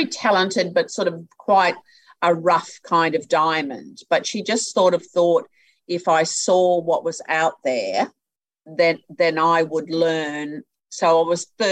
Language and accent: English; Rockhampton, Queensland, Australia; also born or lived in Brisbane; I was born in Brisbane, but grew up in Rockhampton. I was there from the time I was three